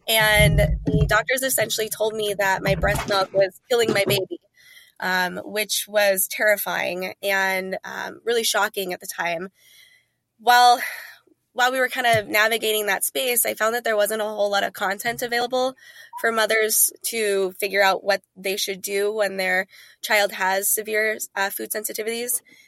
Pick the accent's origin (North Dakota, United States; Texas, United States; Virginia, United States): North Dakota, United States; Eventually, we settled in North Dakota, where I attended high school and undergrad. So I claim that as my home state, if you will.